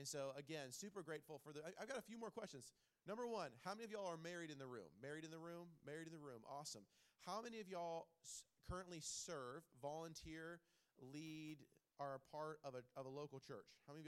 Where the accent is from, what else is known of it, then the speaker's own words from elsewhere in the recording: Clearwater, Florida, United States; now in Holland, United States; I am not a Michigander from the beginning. I am a transplant from Clearwater, Florida.